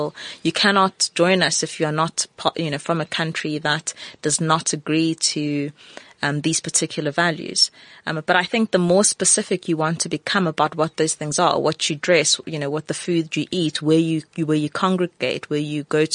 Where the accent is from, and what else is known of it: South Africa